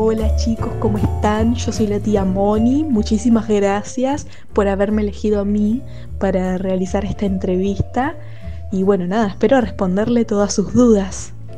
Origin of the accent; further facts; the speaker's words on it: Argentina; now in Spain; uno es mi país de, nacimiento, en el cual crecí